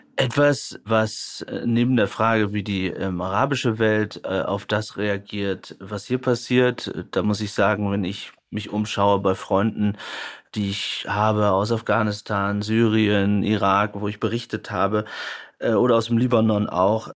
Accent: Germany; wir als Deutsche

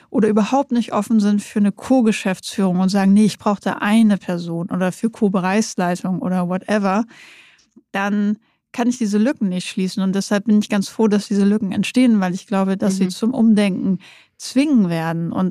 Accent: East Frisia, Lower Saxony, Germany; Ich bin Ostfriesen und nicht weit weg.

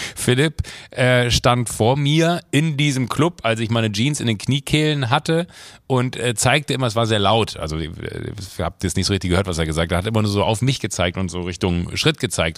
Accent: Rhineland, Germany; passiert mir auch manchmal als Rheinländer

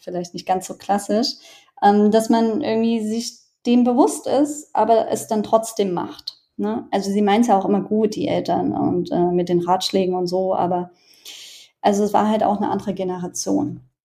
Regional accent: Germany; ich bin aus Deutschland.

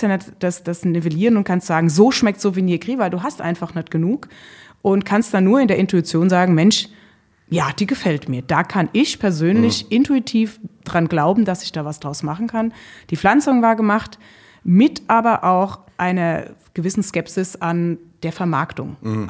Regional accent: Rheinhessen, Rhineland-Palatinate, Germany; meine Heimat und mein Wirken ist in Rheinhessen, also in den Hügeln

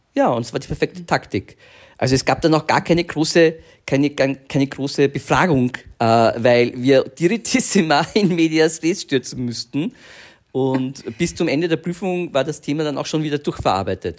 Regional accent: Vienna, Austria; wir sind ja aus Wien und in Wien muss man einfach mit 15, 16 in die Tanzschule gehen.

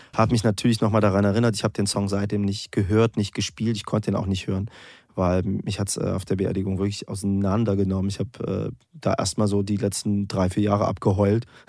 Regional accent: East Germany, Germany; weil ich bin so quasi im Osten aufgewachsen

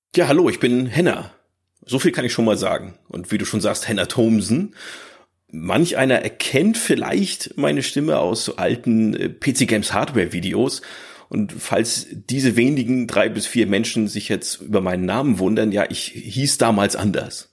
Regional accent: Northern Germany, Germany; Ich bin halt aufgewachsen hier im Norddeutschland, vielleicht hört man das ein bisschen

